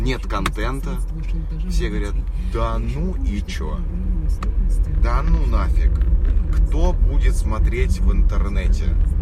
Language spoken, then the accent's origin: Russian; Moscow, Russia; я жил в Москве